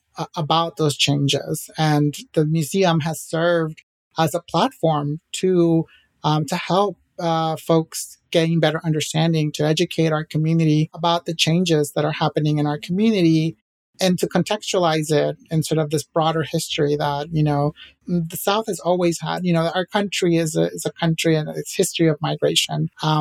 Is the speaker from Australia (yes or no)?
no; Acapulco, Guerrero, Mexico; we are a huge soccer family, and we're from Mexico, from Acapulco, but we all have different soccer teams that we root for in Mexico, right?